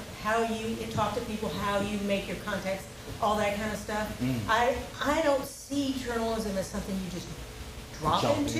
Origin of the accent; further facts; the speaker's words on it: Oklahoma, United States; moved away as an adult; now in Austin, United States; I'm originally from Oklahoma.